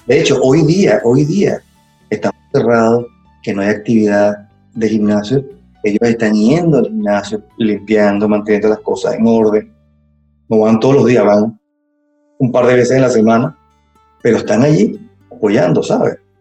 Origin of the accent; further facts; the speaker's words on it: Caracas, Capital District, Venezuela; soy de Caracas, de Venezuela